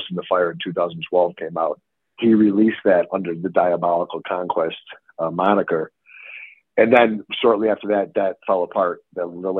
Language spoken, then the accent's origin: English; Chicago, Illinois, United States; I'm from Chicago